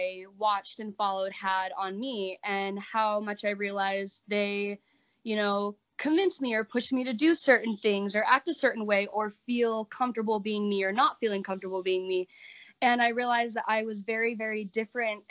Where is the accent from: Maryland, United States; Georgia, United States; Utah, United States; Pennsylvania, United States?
Utah, United States; I am born and raised in Utah